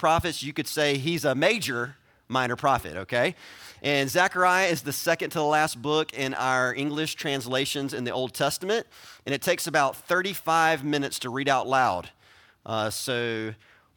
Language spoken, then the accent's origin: English; South Carolina, United States; I'm from South Carolina